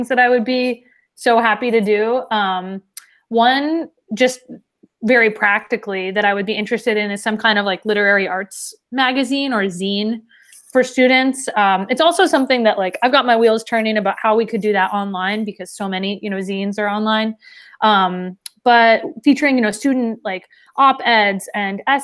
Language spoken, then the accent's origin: English; Washington, United States; moved away as an adult; now in Twin Cities, United States; I'm from Washington originally